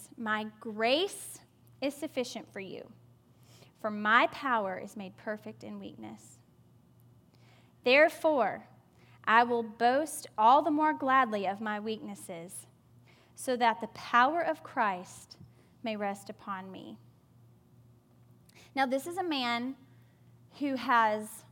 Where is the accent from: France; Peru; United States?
United States; the South; growing up in the South